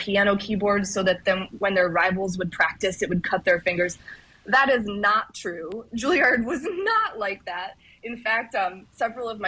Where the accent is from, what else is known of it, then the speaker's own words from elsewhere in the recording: St. Croix, U.S. Virgin Islands; I grew up on St. Croix